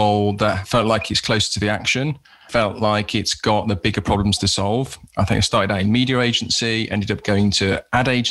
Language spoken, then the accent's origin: English; Birmingham, West Midlands, United Kingdom; I was like from Birmingham.